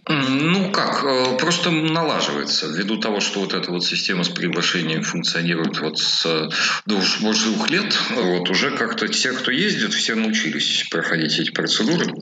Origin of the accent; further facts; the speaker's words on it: Moscow, Russia; moved away as an adult; now in Kyiv, Ukraine; я как москвич